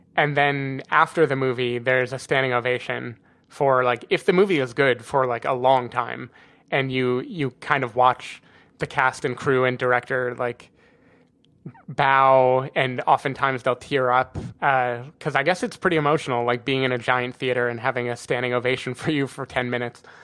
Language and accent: English; United States; moved away; I'm American